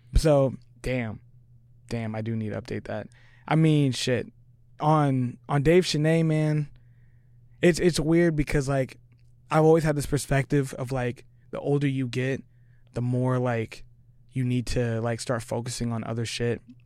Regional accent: Tri-Cities, Washington, United States; moved away as an adult; now in Seattle, United States; I'm from Tri-Cities

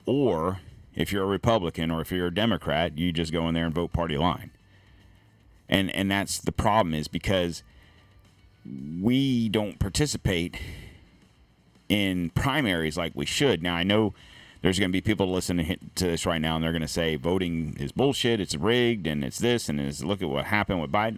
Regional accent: Florida, United States; I'm from Florida.

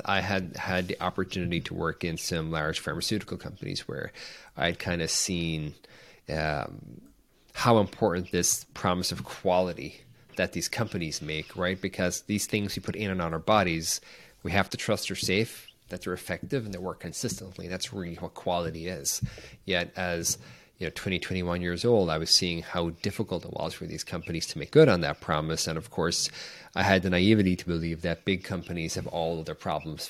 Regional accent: Ireland; moved away as an adult; I grew up in Ireland in a small town

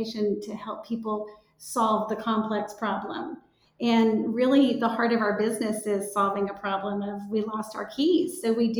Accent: Dallas, Texas, United States; we both grew up in Dallas, and I had one sister.

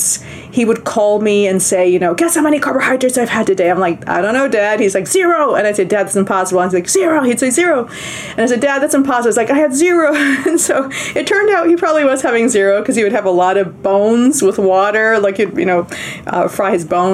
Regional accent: Bolivia; moved away; we're from South America, from Bolivia

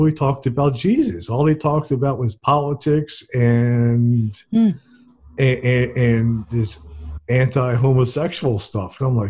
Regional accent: New Jersey, United States; moved away as an adult; now in Alabama, United States; I'm from New Jersey originally, mm-hmm. and I moved here to Alabama about 2 years ago.

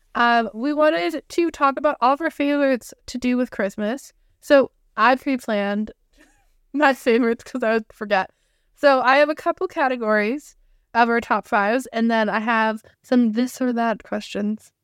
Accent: Canada; two sisters, specifically Canadian

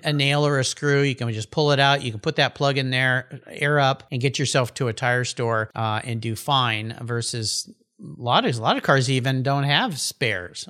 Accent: Southern California, United States; moved away as an adult; I grew up in Southern California, where I spent all my youth on the beach surfing in the ocean

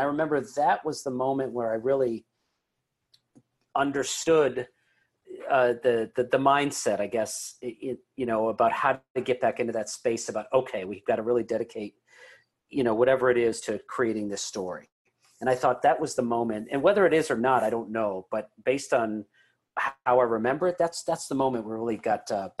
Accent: Lombard, Illinois, United States; I mean, I'm from Chicago. So anybody that writes a Chicago Bulls story is always fascinating.

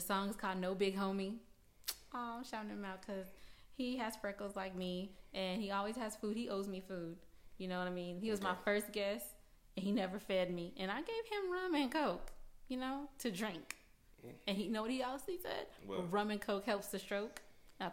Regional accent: California, United States; now in Georgia, United States; I'm from California

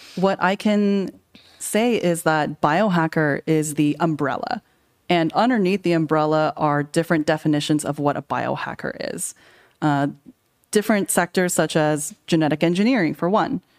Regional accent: California, United States; I grew up in California.

